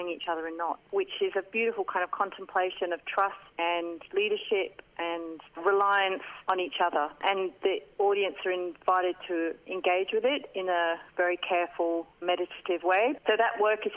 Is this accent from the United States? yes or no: no; England, United Kingdom; moved away as an adult; now in Australia; I joined a youth theatre company in my hometown in England at the time